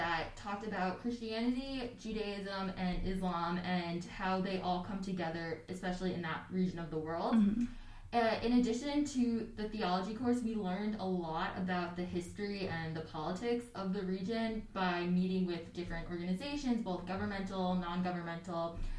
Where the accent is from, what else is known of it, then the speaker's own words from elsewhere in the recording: Pearl River, New York, United States; As you said, I live in Lewis Hall, and I'm double majoring in ACMS and history. I'm originally from Pearl River, New York, which is a suburb of the city